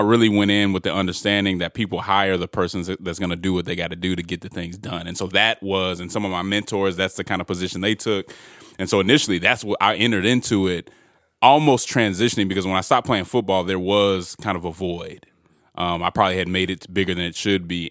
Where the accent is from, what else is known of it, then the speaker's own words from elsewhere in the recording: Denver, Colorado, United States; I'm originally from Denver, Colorado